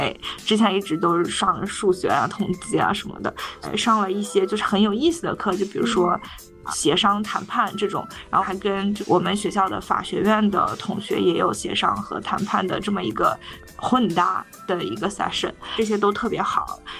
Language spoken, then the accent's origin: Chinese; China; now in United States; 为什么我们中国人要戴口罩